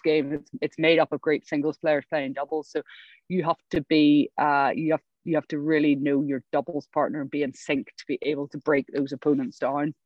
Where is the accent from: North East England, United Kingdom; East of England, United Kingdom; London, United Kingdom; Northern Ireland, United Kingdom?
Northern Ireland, United Kingdom; moved away as an adult; also born or lived in England; I come from Northern Ireland